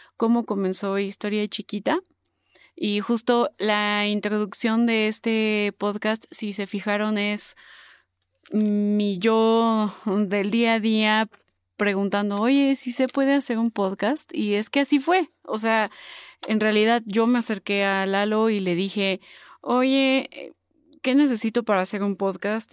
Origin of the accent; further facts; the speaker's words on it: Puebla, Mexico; accent: poblana, pipope, super fresa; mi acento de pipope, de poblana, super fresa